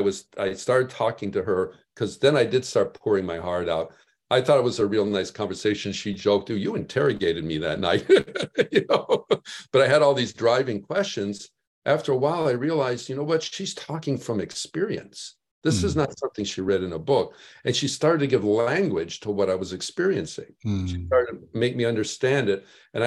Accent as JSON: {"language": "English", "town": "Chicago", "region": "Illinois", "country": "United States", "tie": "born or raised there", "said": "I was in the Midwest. I was raised in Chicago."}